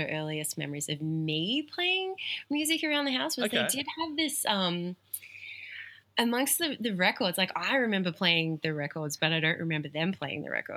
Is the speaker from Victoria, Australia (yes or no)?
yes; Portland, Victoria, Australia; now in Melbourne, Australia; I grew up in Portland, Victoria. Yep. Little country town down on the coast